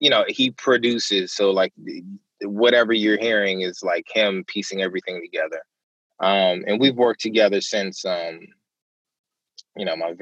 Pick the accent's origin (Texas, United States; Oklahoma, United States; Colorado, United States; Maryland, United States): Maryland, United States; I'm from Maryland